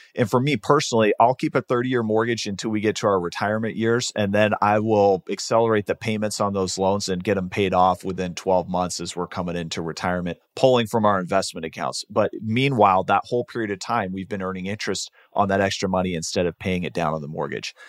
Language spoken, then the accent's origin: English; Seattle, Washington, United States; moved away as an adult; now in Arizona, United States; I grew up in Seattle